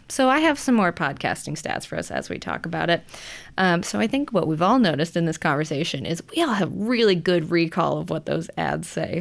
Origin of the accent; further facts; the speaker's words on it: Illinois, United States; my home state